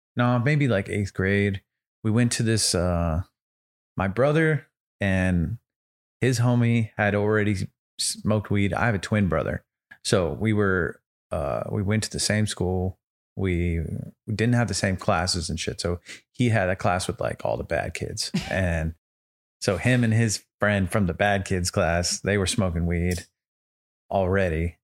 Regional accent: Santa Rosa, California, United States; moved away; I'm originally from the Bay, so Bay Area, Northern California

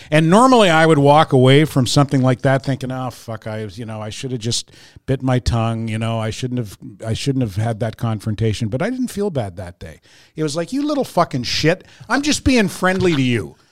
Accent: Fredericton, New Brunswick, Canada; moved away; I'm from Fredericton, and, and everyone talks to everybody else, and everybody's Maritime-ers, right?

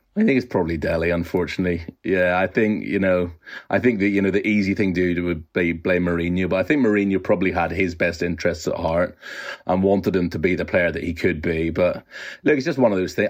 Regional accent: Northern Ireland, United Kingdom; I'm growing up in Northern Ireland in the 80s and 90s

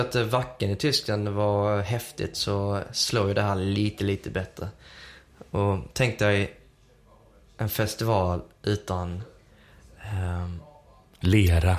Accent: Helsingborg, Skåne, Sweden; moved away as an adult; also born or lived in Södertälje / Uppsala / Märsta; jag är ju uppvuxen i Helsingborg men eh, född i Södertälje

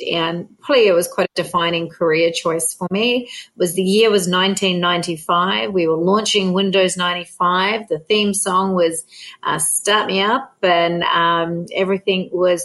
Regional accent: New Zealand; now in Australia; I'm a Kiwi by birth

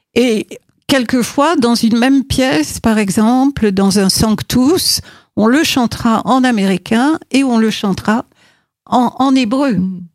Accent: Morocco; moved away as an adult; je suis née au Maroc, que j'ai vécu euh, jusqu'à mes 18 ans

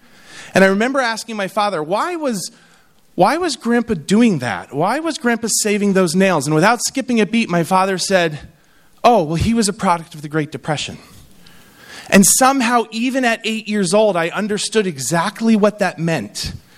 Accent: New York, United States; I speak all over the country and I say, I'm from New York.

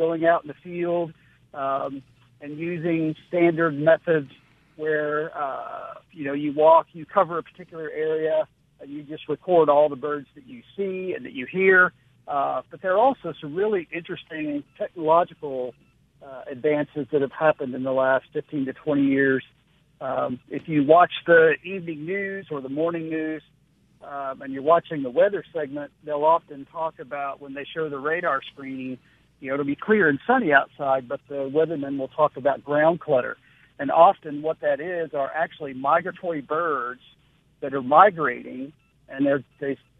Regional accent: Midwest, United States; moved away as an adult; now in Mississippi, United States; I'm originally from the Midwest and moved to Mississippi to get my PhD

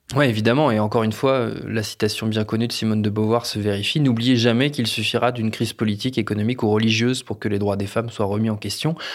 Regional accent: France; chez nous en France

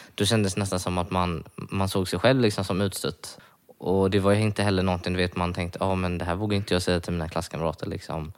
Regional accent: Varberg, Halland County, Sweden; jag kommer från Varberg

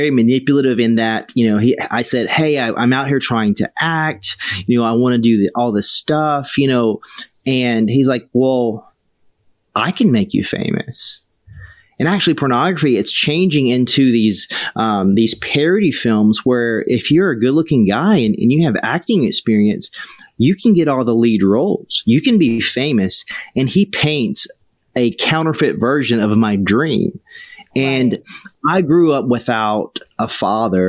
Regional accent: South Carolina, United States; moved away as an adult; also born or lived in Hollywood; I grew up in South Carolina

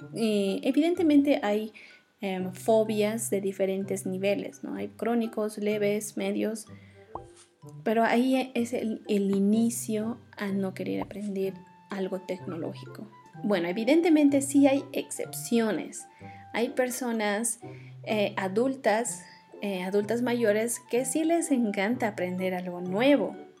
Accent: Oruro, Bolivia; en la ciudad de Oruro, donde yo nací, donde crecí

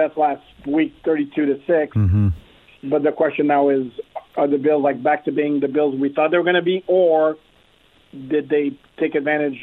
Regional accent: Montreal, Quebec, Canada; I was born and raised in Montreal.

